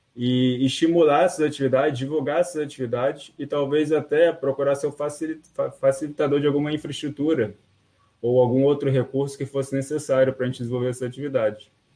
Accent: Rio de Janeiro, Brazil; eu sou do Rio de Janeiro

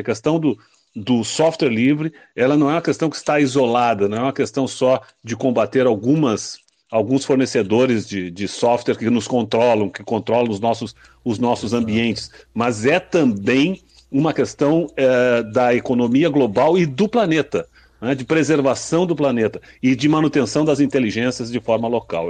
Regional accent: Rio Grande do Sul, Brazil; lá no meu estado, no Rio Grande do Sul

